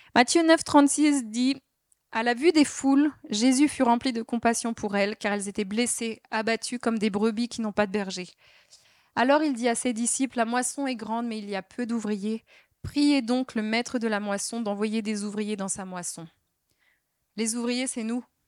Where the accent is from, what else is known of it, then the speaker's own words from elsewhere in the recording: Alsace, Grand Est, France; on est alsacien